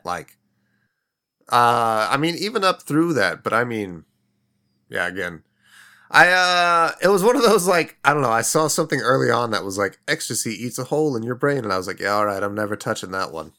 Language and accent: English; Midwest, United States; a fucking lazy kid growing up in the Midwest